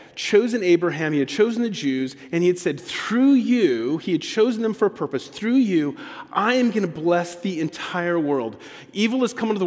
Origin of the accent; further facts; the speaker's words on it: on the border with Mexico, Texas, United States; moved away; also born or lived in Georgia; I grew up on the border of Texas and Mexico, about 10 minutes from Mexico, in a community that was 80% Latino, Hispanic